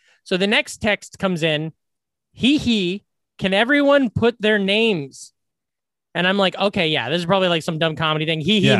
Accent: Iowa, United States; born or raised there

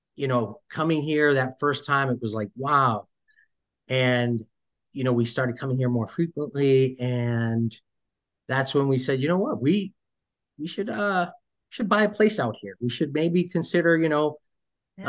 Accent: Boston, Massachusetts, United States; moved away as an adult; now in Portland, Maine, United States; born and raised in Massachusetts. Uh, okay. started off early on in uh, Dorchester

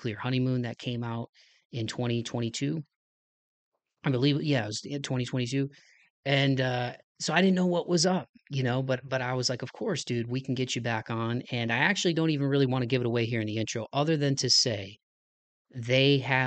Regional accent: Toledo, Ohio, United States; my hometown of Toledo, Ohio

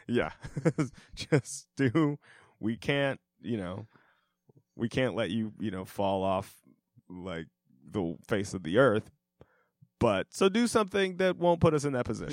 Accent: Denver, Colorado, United States; they're my hometown team

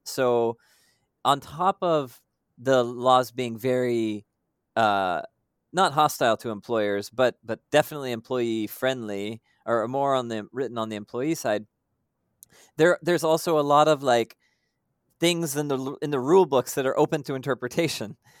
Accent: United States; moved away as an adult; now in Philippines; I'm American by background

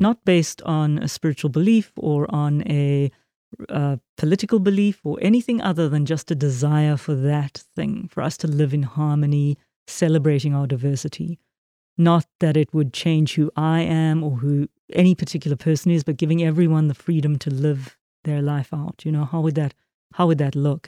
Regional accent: South Africa; I was raised in a very Christian country, very Calvinist Protestant country

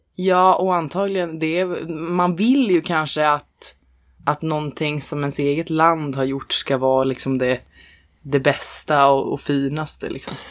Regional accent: Norrland, Sweden; jag är ändå från Norrland

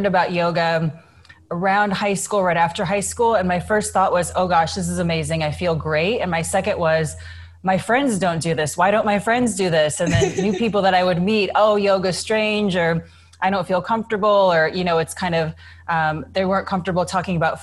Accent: Illinois, United States; moved away; I was a kid from Illinois

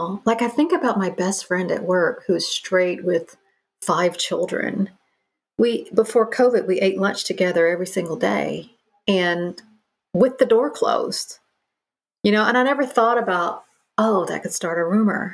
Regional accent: the Bible Belt, United States; now in New York, United States; I grew up in the Bible Belt

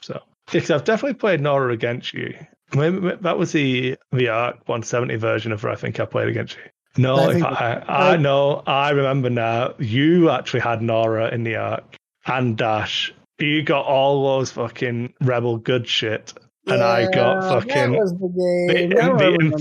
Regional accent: Wigan, North West England, United Kingdom; I'm wearing my Wigan Athletic t-shirt, my hometown football club, soccer club

